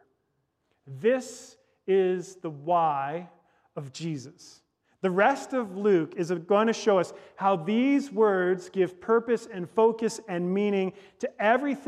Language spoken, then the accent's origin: English; Victoria, British Columbia, Canada; I was born in Victoria, British Columbia, at the Royal Jubilee Hospital